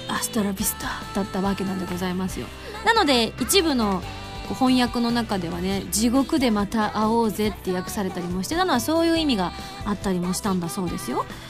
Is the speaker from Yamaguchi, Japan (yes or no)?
yes; Yamaguchi, Japan; moved away; 地元に戻って歌を歌うっていう機会があった